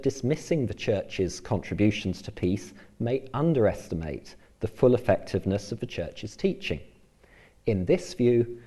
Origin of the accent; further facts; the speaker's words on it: England, United Kingdom; moved away as an adult; now in Northern Ireland, United Kingdom; as you may well be able to tell from my accent, I come originally from England. I moved to live and work in Northern Ireland 8 years ago